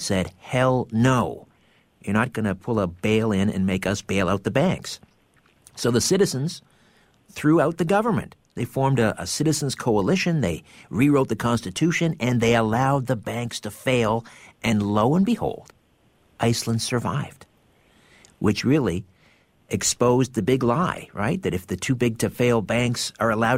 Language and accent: English; Canada; I'm Canadian